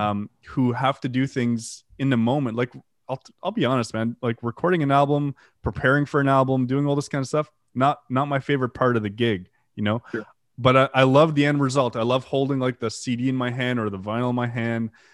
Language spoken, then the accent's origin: English; Canada; first language French; English is a second language; also born or lived in Ottawa; I'm French Canadian, English is my second language